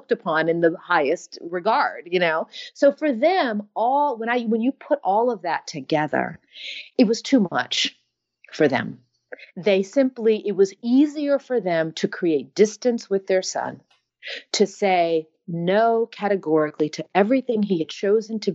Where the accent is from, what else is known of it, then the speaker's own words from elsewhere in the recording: United States; I'm American